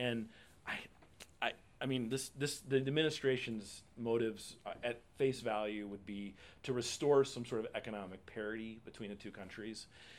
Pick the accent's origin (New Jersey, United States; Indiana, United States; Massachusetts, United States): Indiana, United States; I grew up in Indiana.